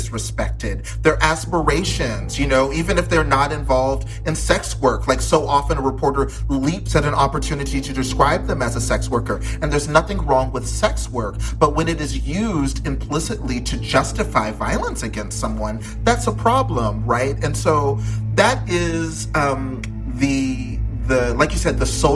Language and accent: English; Texas, United States; where I grew up in Texas